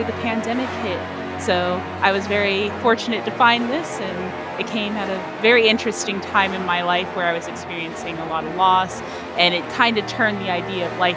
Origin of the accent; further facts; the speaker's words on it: Orlando, Florida, United States; I would always consider downtown Orlando and the Orlando area my home